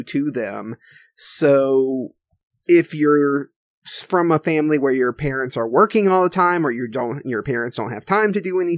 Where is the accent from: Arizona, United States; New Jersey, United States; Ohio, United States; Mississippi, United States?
Mississippi, United States; also born or lived in Mobile, Alabama; I was born in Mobile, Alabama, which is, you know, to be fair, like 30 minutes on the other side of the state line of Mississippi. And then when I was about 2 years old, I moved to Mississippi. So I've been in Mississippi for most of my life.